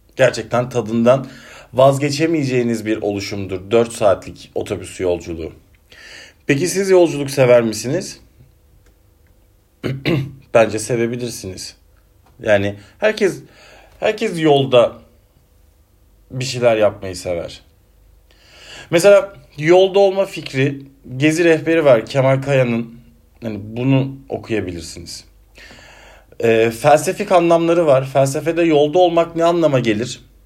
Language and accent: Turkish; Denizli, Turkey; accent: Ege ağzı (Aegean); now in Ankara, Turkey; memleketim olan Denizli'ye gideceğim Ankara'dan.